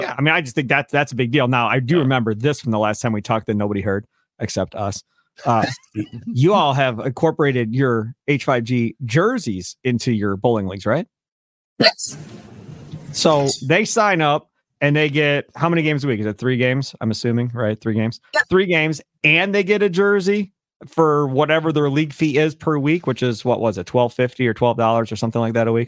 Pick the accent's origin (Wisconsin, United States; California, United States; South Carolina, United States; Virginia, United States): Wisconsin, United States; Kenosha; When I was growing up in Kenosha, back in the day at Sheridan Lanes back in the 80s